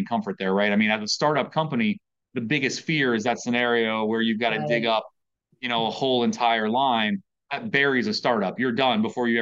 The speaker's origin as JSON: {"language": "English", "region": "Virginia", "country": "United States", "tie": "born or raised there", "moved": "as an adult", "lives_now": "Maryland, United States", "said": "I grew up in Virginia."}